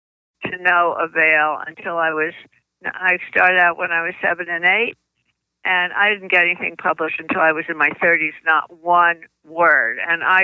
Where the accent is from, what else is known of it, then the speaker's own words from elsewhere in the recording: New Jersey, United States; accent: New Jersey; moved away as an adult; now in Washington, D.C., United States; I not only grew up in New Jersey, but though I've lived in Washington, D.C. for 60 years, I still have my New Jersey accent